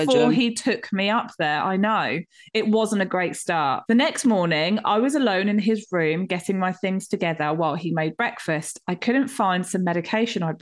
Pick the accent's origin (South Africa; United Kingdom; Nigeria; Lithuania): United Kingdom; we're so British